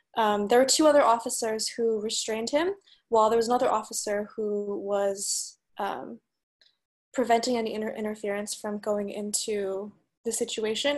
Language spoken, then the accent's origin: English; United States; now in San Francisco, United States; I'm a Chinese American. I grew up in the United States.